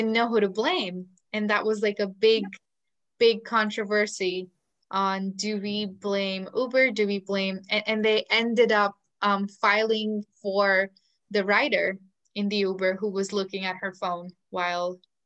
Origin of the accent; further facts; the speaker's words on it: India; English is a second language; It's just my state, because India has 30 states and then 30 different languages